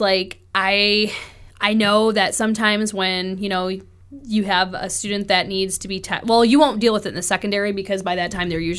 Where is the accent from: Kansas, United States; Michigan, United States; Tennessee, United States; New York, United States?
New York, United States; But I'm telling you, man, I'm coming from New York, and I know how much money the New York State Lottery gave back.